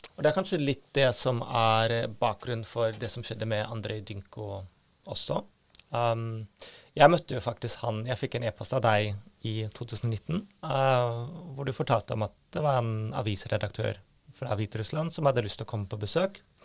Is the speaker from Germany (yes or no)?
yes; Germany; now in Norway; jeg er født i Øst-Tyskland